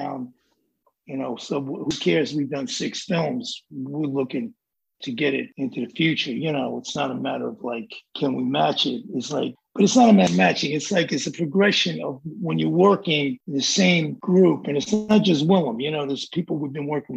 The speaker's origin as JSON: {"language": "English", "town": "New York City", "region": "New York", "country": "United States", "said": "I'm from the Bronx"}